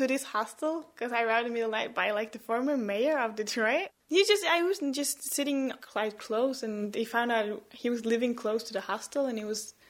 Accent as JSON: {"language": "English", "region": "Oslo", "country": "Norway", "said": "I'm from Oslo, Norway. Yeah, so I came to the United States basically to see Detroit."}